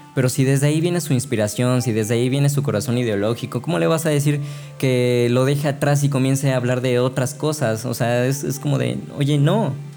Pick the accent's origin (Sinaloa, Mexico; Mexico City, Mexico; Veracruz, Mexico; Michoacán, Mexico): Veracruz, Mexico; Altotonga; also born or lived in Xalapa / Boca del Río; yo no soy originario de Jalapa, yo soy de una ciudad eh, que se llama Altotonga, que queda unos 20 minutos de Perote